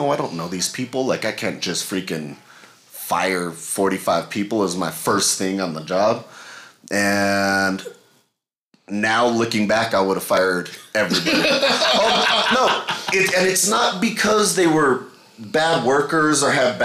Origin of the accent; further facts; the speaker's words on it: Belen, New Mexico, United States; also born or lived in Las Cruces; from Belen, actually. I was born in Belen.